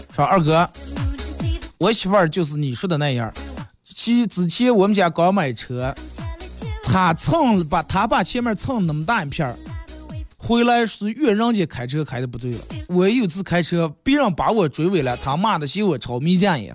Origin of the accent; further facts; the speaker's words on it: Inner Mongolia, China; 我们内蒙